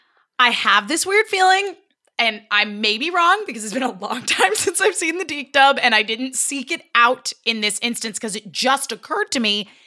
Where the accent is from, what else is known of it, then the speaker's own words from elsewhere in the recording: United States; I'm American.